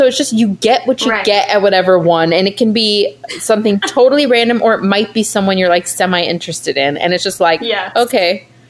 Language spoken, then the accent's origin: English; United States; I maybe because we're American, I don't get it.